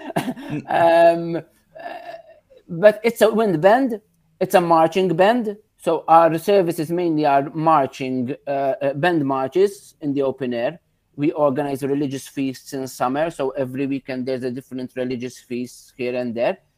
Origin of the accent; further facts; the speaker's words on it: Victoria, Gozo, Malta; here in Victoria, in my hometown